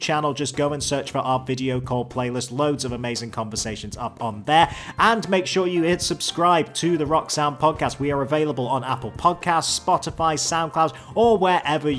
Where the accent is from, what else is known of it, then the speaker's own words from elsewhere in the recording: United Kingdom; As a British person